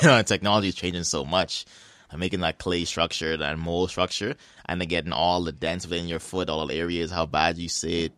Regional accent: Bahamas; now in Halifax, Canada; I played against him through basketball growing up in the Bahamas.

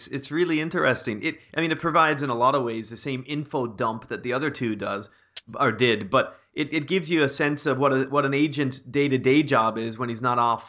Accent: Canada; moved away; growing up in Canada, especially when I went to university

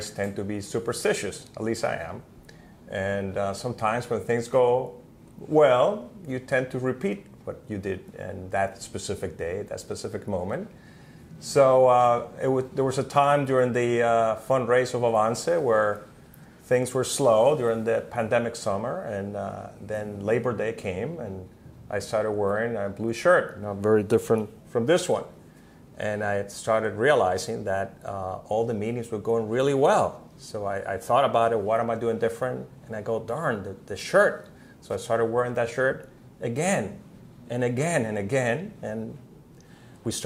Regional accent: Cuba; I grew up in Cuba

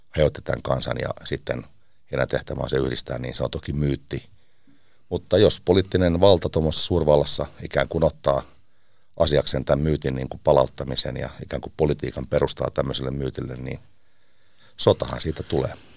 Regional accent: Seinäjoki, South Ostrobothnia, Finland; also born or lived in Teuva; now in Washington, United States; Mä oon Seinältä kotoisin

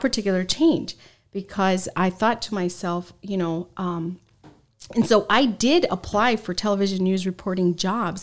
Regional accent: San Diego, California, United States; also born or lived in Los Angeles; I was born in Los Angeles, and, um, when I was in middle school, my parents and my three brothers, we moved to San Diego, San Diego

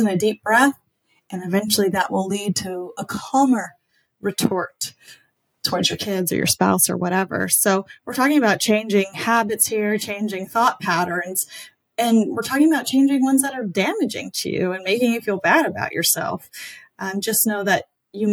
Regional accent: South Louisiana, United States; I'm born and raised in South Louisiana.

